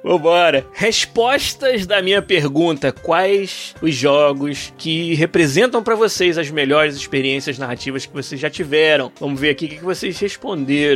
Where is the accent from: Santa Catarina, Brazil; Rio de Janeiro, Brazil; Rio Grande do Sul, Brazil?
Rio de Janeiro, Brazil; moved away as an adult; also born or lived in Florianópolis; Eu e o Beraldo somos do Rio, como é o Arthur também